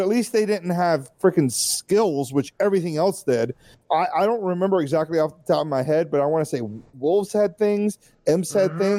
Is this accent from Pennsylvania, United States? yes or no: no; Georgia, United States; I'm the only Georgia native from here.